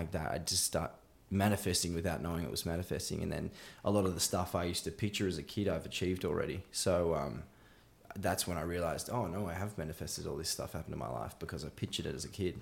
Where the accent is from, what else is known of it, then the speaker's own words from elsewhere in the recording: Bowral, Southern Highlands, New South Wales, Australia; now in Melbourne, Australia; I grew up in a place called Barrow, um, in Southern Highlands, which, which is just south of Sydney.